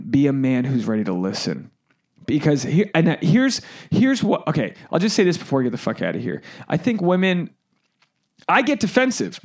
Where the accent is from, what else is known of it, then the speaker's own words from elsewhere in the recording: Boston, Massachusetts, United States; I'm from the Boston area, New England